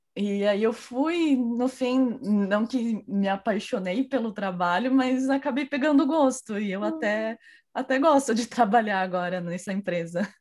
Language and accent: Portuguese; Cajamar, São Paulo, Brazil; moved away as an adult; now in Madrid, Spain; eu sou de, do interior de São Paulo, muito uma cidade muito próxima da capital, que se chama Cajamar